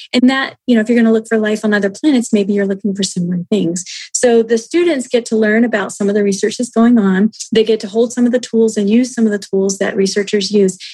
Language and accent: English; United States; we, as the American people